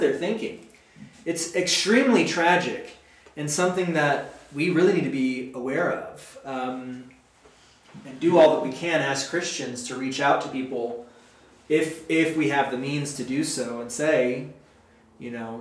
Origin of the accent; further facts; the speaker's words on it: United States; I love being an American